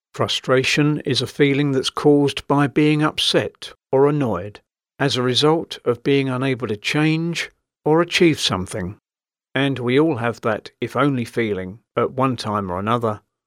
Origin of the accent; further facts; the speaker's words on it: London, United Kingdom; As a Londoner by birth